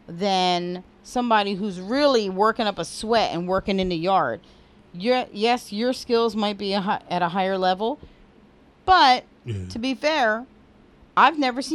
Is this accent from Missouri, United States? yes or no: no; New Jersey, United States; We're from Jersey.